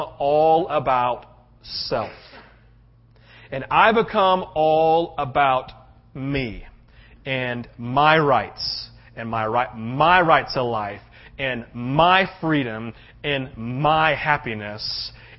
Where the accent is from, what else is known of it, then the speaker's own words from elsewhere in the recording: United States; as an American who loves his country